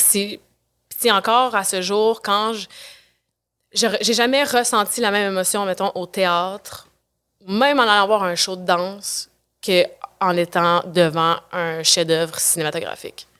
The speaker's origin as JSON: {"language": "French", "town": "Quebec City", "region": "Quebec", "country": "Canada", "said": "je viens de Québec. J'étais à, Québec, à l'École de danse de Québec"}